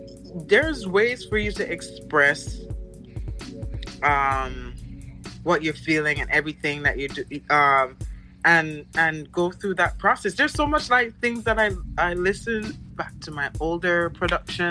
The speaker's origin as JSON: {"language": "English", "town": "Mandeville", "region": "Manchester Parish", "country": "Jamaica", "tie": "born or raised there", "moved": "yes", "said": "I grew up in Mandeville, what they consider the country"}